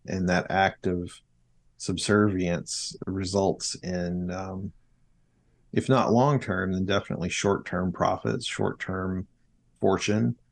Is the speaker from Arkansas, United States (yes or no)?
yes; South Arkansas, United States; also born or lived in middle Georgia; now in Georgia, United States; I grew up in South Arkansas in Polk Wood Country, paper mills in every small town